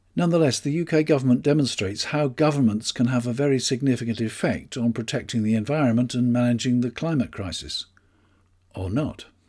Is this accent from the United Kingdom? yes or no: yes; United Kingdom; I'm British.